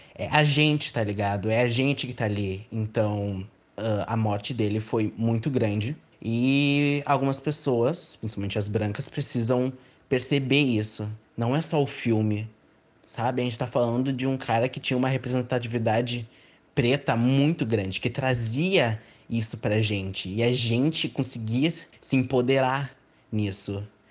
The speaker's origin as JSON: {"language": "Portuguese", "town": "Porto Alegre", "region": "Rio Grande do Sul", "country": "Brazil", "tie": "born or raised there", "said": "sou natural de Porto Alegre"}